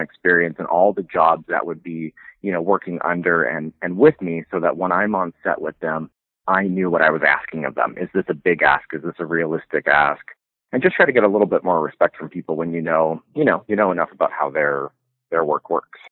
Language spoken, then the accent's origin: English; Carson City, Nevada, United States; born or raised there; also born or lived in Canada / Los Angeles; now in Reno, United States